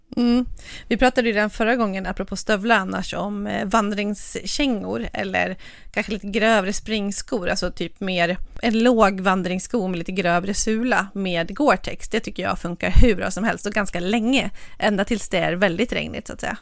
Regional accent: Dalarna County, Sweden; Jag är ju från, från Dalarna

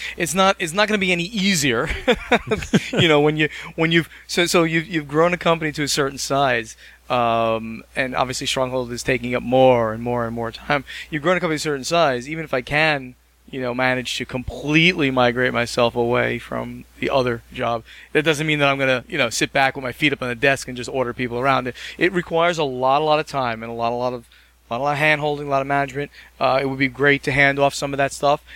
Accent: New Jersey, United States; I'm from New Jersey

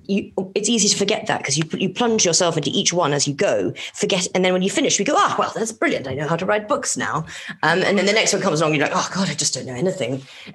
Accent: Madagascar; also born or lived in Yemen / Kenya / Morocco; so when I was growing up in Madagascar and Yemen and Kenya and Morocco.

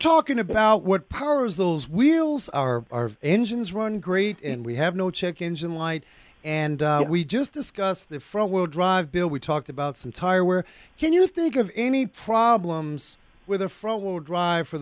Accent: Arizona, United States; I'm from Arizona

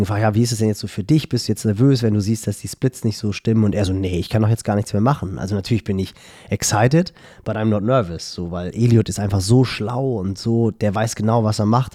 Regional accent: Hamburg, Germany; woher ich halt komme. Ich so, ja, Hamburgo.

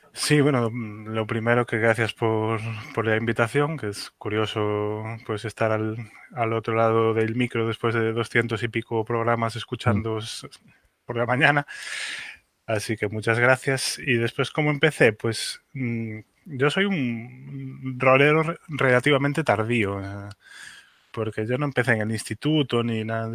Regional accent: A Coruña, Galicia, Spain; also born or lived in Santiago de Compostela; A Coruña, que es mi, que es mi ciudad natal

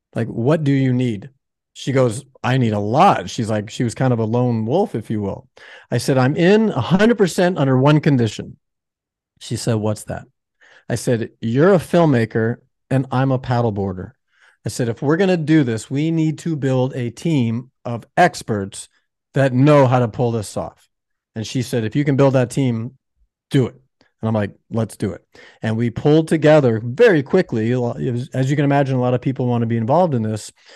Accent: Florida, United States; also born or lived in Chicago, Illinois; now in Laguna Beach, United States; I was born in the Midwest in Chicago, uh, no ocean there. And then I actually grew up in Florida

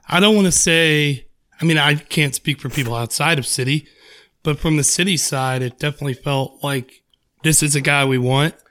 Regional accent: United States; I'm American

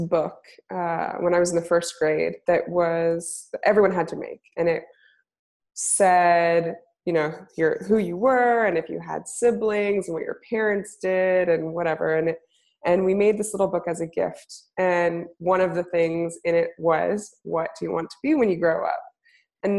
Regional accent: Portland, Oregon, United States; also born or lived in Baltimore / Pennsylvania; I grew up in Portland, but I went to art school in Baltimore

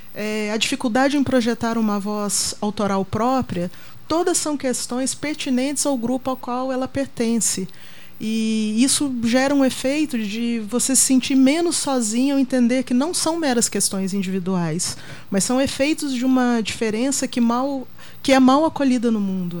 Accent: Minas Gerais, Brazil; moved away as an adult; now in São Paulo, Brazil; eu vim de Minas

